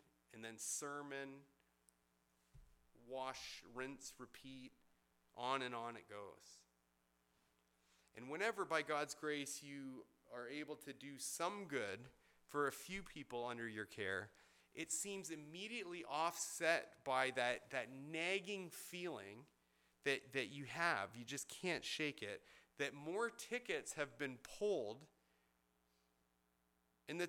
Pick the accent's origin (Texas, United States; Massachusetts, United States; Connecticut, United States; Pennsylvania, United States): Texas, United States; Benbrook; my first significant job was an apprentice to an old plumber in my hometown of Benbrook